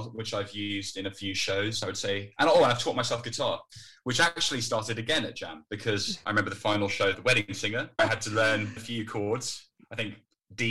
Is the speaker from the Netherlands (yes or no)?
yes; Netherlands; moved away as an adult; now in United Kingdom; So I grew up in the Netherlands. I was there from when I was 10 to when I was 18.